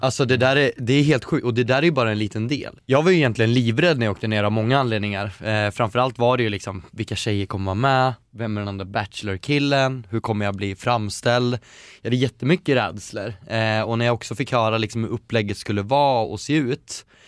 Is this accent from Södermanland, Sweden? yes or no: yes; Eskilstuna, Södermanland, Sweden; also born or lived in Västerås; now in Stockholm, Sweden; Jag har vuxit upp i Eskilstuna där jag känt att jag absolut inte vill bo